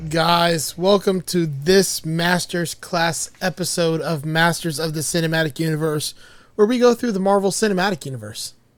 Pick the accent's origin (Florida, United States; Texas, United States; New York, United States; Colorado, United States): Florida, United States; Miami; I'm from Miami